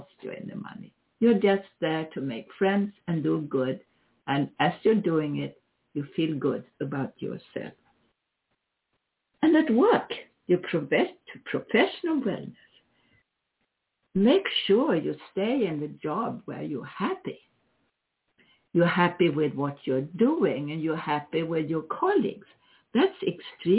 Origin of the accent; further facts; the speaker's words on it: Sweden; now in United States; I am originally Swedish, if you didn't know that. I'm an American citizen